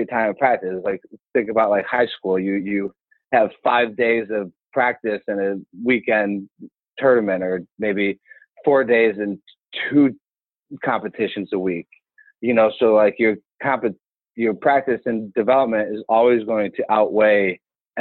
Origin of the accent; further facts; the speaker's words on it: Cleveland, Ohio, United States; also born or lived in Russia; I grew up in Cleveland, which is a hotbed of wrestling.